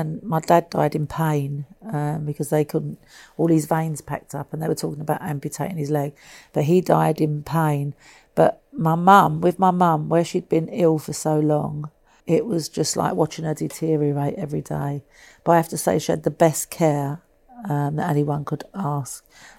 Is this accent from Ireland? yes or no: yes; Dublin, Leinster, Ireland; as a young girl growing up in Dublin, I never thought I'd get to be here and see the Pope.